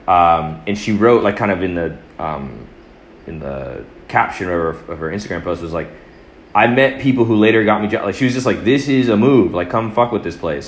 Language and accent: English; Atlanta, Georgia, United States; I was born in Atlanta